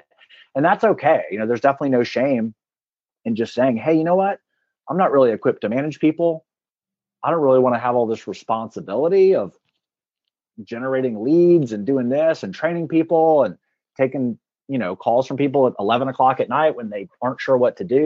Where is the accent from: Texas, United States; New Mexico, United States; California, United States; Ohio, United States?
Texas, United States; Clute; now in Atlanta, United States; I grew up in the Houston area, actually about an hour south of Houston. It's a pretty small town. It's called Clute, Texas.